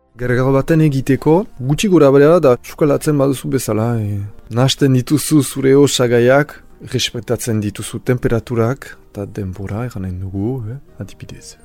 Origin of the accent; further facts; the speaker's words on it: Saint-Pée-sur-Nivelle, Nouvelle-Aquitaine, France; Basque is a second language; Ez naiz hemengo sortzez, Orduan uh, ikasi dute Euskara eskola publikoan, senperen